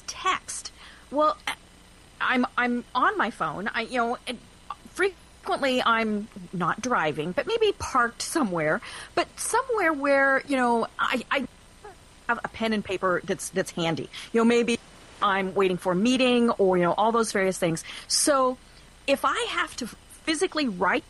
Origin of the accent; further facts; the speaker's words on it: Colorado, United States; now in Georgia, United States; I'm from Colorado